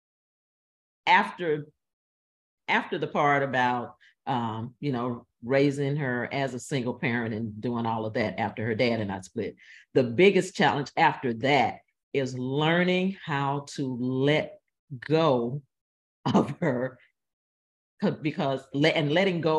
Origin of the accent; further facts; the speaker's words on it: the South, United States; now in St. Louis, United States; I'm from the South.